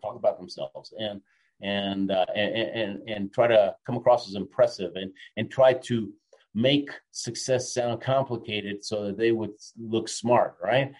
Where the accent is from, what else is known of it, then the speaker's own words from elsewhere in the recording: Argentina; moved away; also born or lived in Houston, Texas, United States; I was born in Argentina, came to the state, I'm an immigrant, right? I, I lived in Houston, Texas.